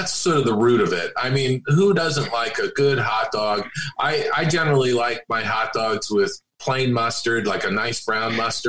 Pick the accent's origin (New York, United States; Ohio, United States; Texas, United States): New York, United States; Long Island; moved away; I grew up on Long Island back in New York